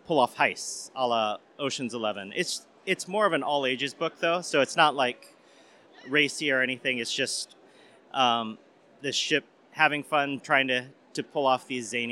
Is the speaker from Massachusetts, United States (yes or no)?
no; Hawaii, United States; I'm from Hawaii